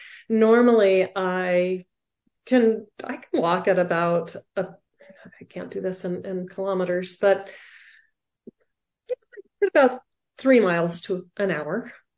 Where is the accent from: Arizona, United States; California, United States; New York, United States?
Arizona, United States; The thing about growing up in Arizona, it's very dry here.